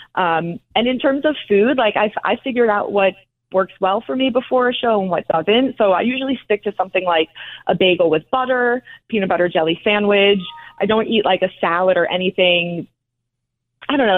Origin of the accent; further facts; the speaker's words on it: North Caldwell, New Jersey, United States; I am from New Jersey, North Caldwell, New Jersey, so right outside of Manhattan